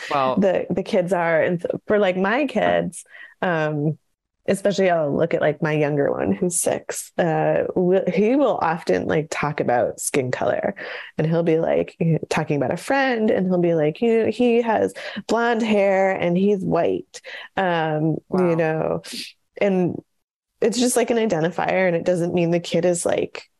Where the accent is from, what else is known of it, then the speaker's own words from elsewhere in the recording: Syracuse, New York, United States; where we grew up in Syracuse, New York